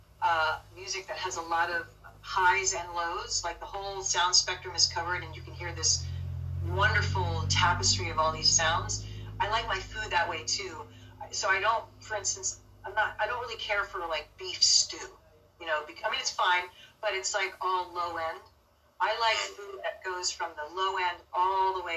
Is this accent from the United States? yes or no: yes; Dayton, Ohio, United States; moved away; I was born in Dayton, Ohio.